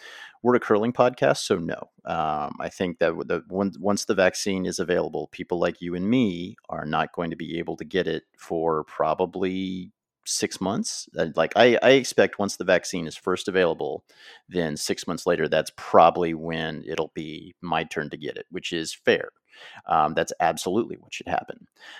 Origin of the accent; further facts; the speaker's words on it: United States; because one, I'm American, and two, I just started curling like 10 years ago